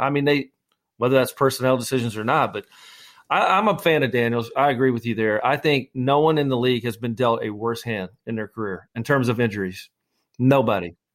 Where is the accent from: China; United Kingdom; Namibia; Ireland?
United Kingdom; Scotland; I'm the Scotsman